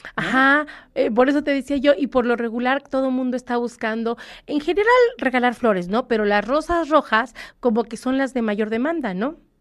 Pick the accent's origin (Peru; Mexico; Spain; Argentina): Mexico; como mexicanos